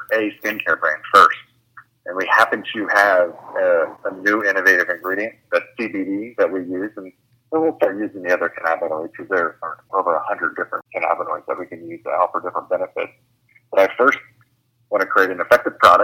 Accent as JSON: {"language": "English", "region": "Ohio", "country": "United States", "said": "I'm from Ohio, so I'm from a very rural, probably more conservative area"}